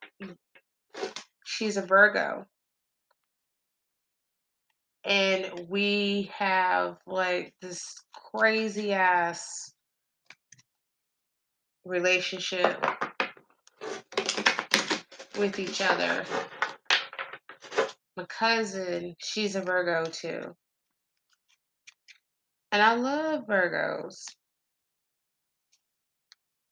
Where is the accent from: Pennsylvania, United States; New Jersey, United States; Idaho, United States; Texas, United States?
Texas, United States; I am country as hell. I'm from Texas.